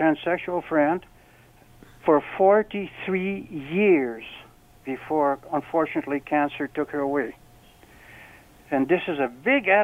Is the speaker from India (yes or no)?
no; Canada; as a Canadian, I'm proud as could be